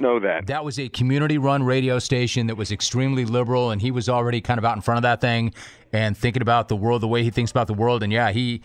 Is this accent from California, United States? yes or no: yes; the Valley, California, United States; I grew up in the Valley in the 70s.